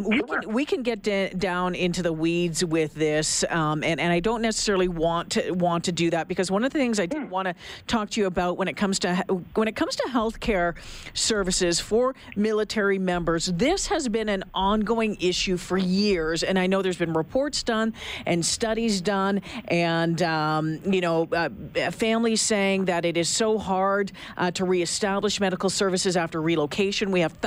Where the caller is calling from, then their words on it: Edmonton, Alberta, Canada; Of course, I'm calling you from Edmonton